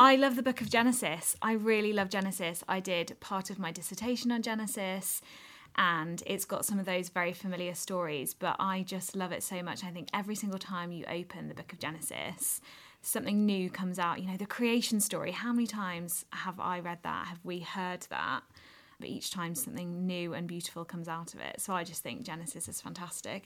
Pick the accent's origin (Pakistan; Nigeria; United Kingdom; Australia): United Kingdom; Wolverhampton, West Midlands; moved away as an adult; also born or lived in Edinburgh; I was born and brought up in Wolverhampton, went to school there